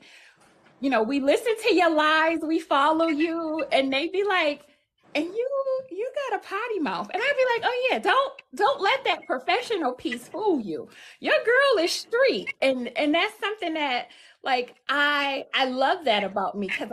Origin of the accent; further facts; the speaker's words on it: Buffalo, New York, United States; moved away as an adult; now in Michigan, United States; I hail from Buffalo, New York. I currently reside in Michigan